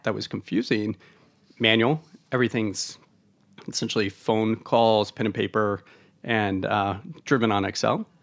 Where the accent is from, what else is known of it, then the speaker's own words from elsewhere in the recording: Oregon, United States; moved away; I'm from Oregon originally.